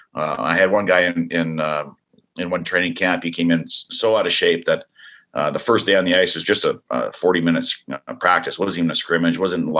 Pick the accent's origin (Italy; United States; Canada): Canada; And I know up north, eventually we need one of these Canadian teams to come through for us as being a Canadian.